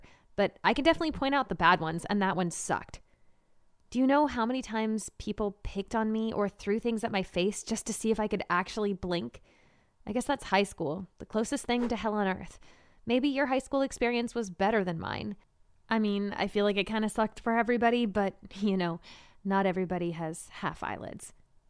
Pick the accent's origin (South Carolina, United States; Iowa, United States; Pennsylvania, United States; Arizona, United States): Iowa, United States; Marshalltown; is the Marshalltown Community College baseball team. And it's not even a real college. As lame as my hometown is, all that lameness kind of helped me.